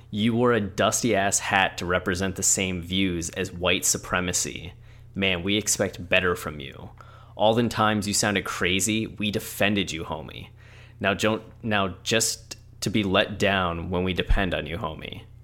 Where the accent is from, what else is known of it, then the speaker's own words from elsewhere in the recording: the South, United States; look, I'm from the South.